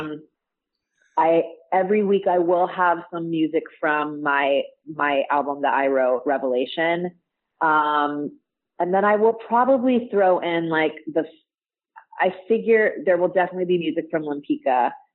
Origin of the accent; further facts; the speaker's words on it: Orange County, California, United States; I grew up in Orange County, so, you know, Disney has been in my blood for my entire life